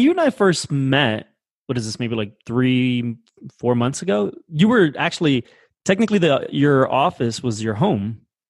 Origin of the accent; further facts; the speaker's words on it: Weehawken, New Jersey, United States; moved away as an adult; also born or lived in North Bergen, New Jersey / New York; now in Denver, United States; I'm from Weehawken.